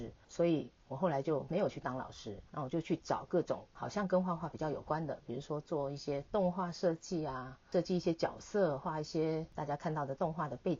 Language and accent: Chinese; Taipei, Taiwan; 我是一个在台北都市长大的小孩，我是一个城市小孩